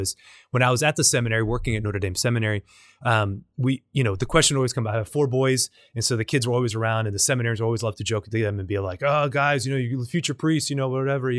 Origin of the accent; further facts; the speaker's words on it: Nicaragua; now in Louisiana, United States; I'm from Nicaragua. I'm Hispanic